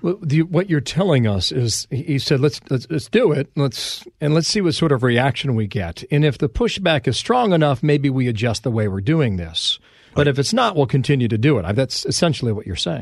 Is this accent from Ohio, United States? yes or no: yes; Cincinnati, Ohio, United States; moved away; I'm from Ohio, Cincinnati